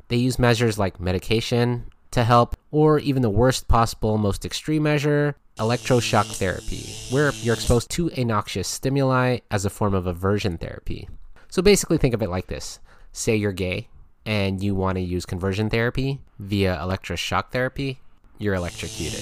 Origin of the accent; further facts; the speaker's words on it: United States; my home country of the USA